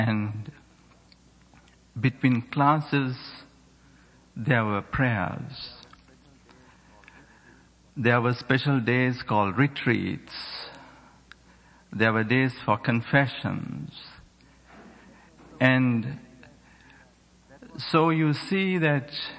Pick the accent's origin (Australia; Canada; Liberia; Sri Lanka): Sri Lanka; moved away; I grew up in Sri Lanka, which is a small island on the other part of the world